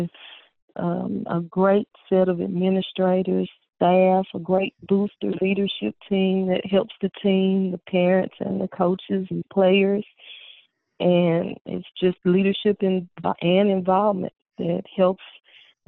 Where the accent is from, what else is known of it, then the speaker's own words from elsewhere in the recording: Memphis, Tennessee, United States; I'm actually a native Memphian. I grew up in a neighborhood called Westwood Doubletree area.